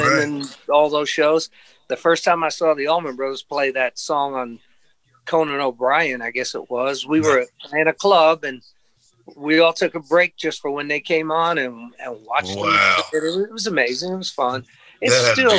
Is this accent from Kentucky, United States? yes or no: no; Long Island, New York, United States; moved away as an adult; also born or lived in Sarasota, Florida; now in Nashville, United States; I'm from New York originally, Long Island, New York